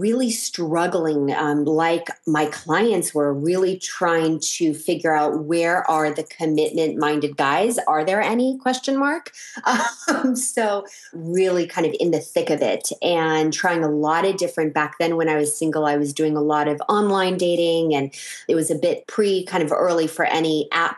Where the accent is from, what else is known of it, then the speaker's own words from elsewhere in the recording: San Francisco, California, United States; also born or lived in Texas / Los Angeles, California; I'm born and raised in San Francisco, California, and grew up in the Bay Area